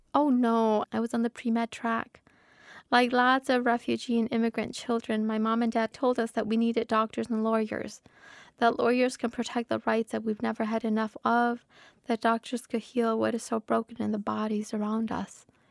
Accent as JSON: {"language": "English", "region": "Minnesota", "country": "United States", "said": "I'm a Minnesotan author, that I come from the most literary state in the nation."}